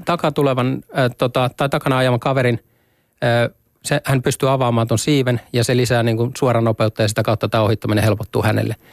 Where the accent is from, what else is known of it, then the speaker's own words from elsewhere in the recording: Lahti, Päijät-Häme, Finland; mä oon lahtelainen